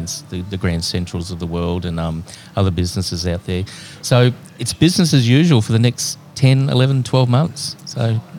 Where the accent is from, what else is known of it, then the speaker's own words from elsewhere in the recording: Canberra, Australian Capital Territory, Australia; I was born in Canberra.